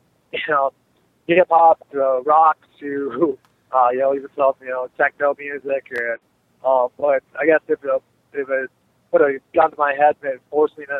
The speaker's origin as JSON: {"language": "English", "country": "United States", "tie": "born or raised there", "said": "only an hour and a half away from my hometown."}